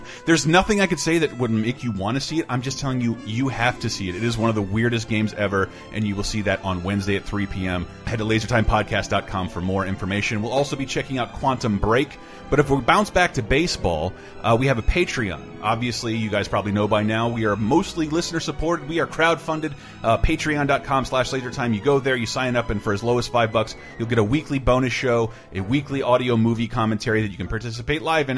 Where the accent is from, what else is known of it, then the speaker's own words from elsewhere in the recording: Florida, United States; also born or lived in Great Neck, Long Island, New York; my parents for moving to Florida, uh, moving to Florida from New York because I wanted to grow up mm. in New York